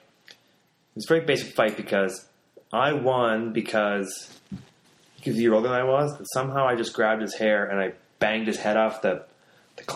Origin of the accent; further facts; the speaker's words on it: Canada; growing up in Canada, like Quebec and Ontario